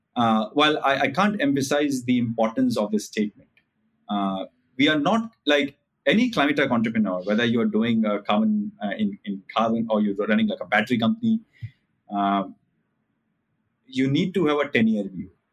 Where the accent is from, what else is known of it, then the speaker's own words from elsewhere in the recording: India; as an Indian